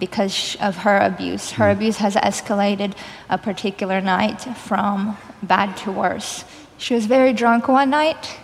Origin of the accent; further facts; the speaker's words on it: Kyiv, Ukraine; moved away; I grew up in Kyiv, Ukraine.